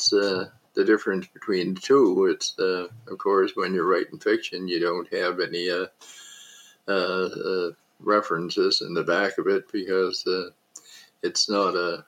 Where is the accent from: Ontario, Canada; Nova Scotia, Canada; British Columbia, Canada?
Nova Scotia, Canada; Indian Brook; now in Halifax, Canada; I was born in Indian Brook, Nova Scotia, Indian Brook Reserve, Indian, and now live in Halifax